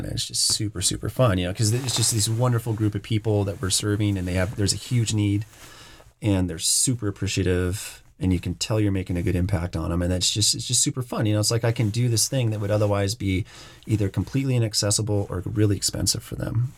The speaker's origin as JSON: {"language": "English", "town": "Bend", "region": "Oregon", "country": "United States", "tie": "born or raised there", "moved": "as an adult", "said": "moving back to my hometown of Bend and working here"}